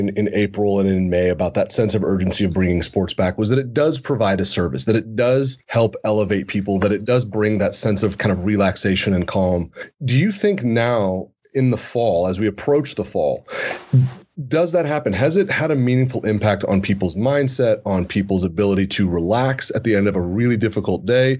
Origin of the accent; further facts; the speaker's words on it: the Bay Area, California, United States; That was my big rebellion growing up in the Bay Area.